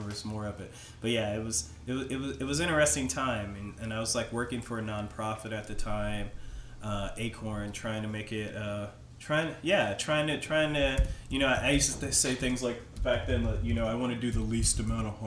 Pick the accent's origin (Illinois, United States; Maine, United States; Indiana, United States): Indiana, United States; Anderson; moved away as an adult; also born or lived in Phoenix; Anderson, my hometown, currently is only like 50,000 people.